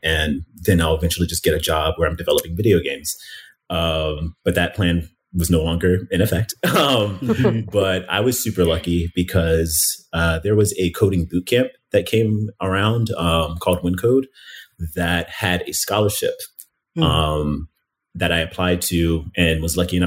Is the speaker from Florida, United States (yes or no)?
yes; Miami, Florida, United States; moved away as an adult; also born or lived in Philadelphia, Pennsylvania; now in Chicago, United States; we moved from Miami, which is where I've lived since I was 11, originally from Philadelphia, but I'm considering myself, I guess, a Miamian, but moved from Miami to Chicago